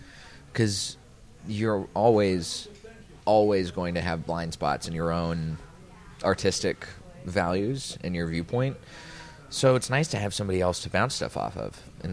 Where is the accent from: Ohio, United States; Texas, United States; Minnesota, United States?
Texas, United States; also born or lived in New Orleans; I grew up outside of Dallas, Texas. I moved around a lot when I was very young.